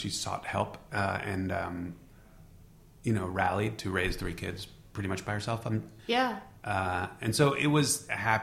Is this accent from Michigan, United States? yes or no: no; upstate New York, United States; moved away as an adult; also born or lived in Queens, New York; now in Los Angeles, United States; I was born in Queens, but then we lived like upstate New York, like an hour, suburbs